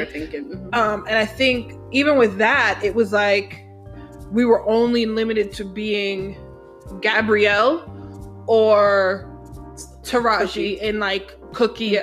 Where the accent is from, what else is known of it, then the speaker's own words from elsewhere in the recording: New York City, New York, United States; I'm from the Bronx